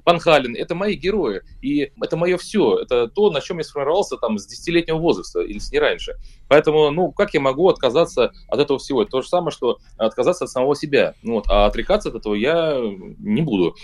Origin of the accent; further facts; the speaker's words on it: Russia; я из России